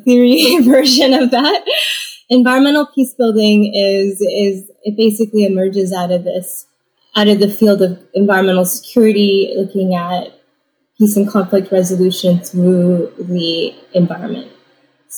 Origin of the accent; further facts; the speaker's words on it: California, United States; also born or lived in Indiana; now in Kent, United States; I'm a child of Taiwanese immigrants who met in Indiana, and so that's where I was born, and then I grew up in California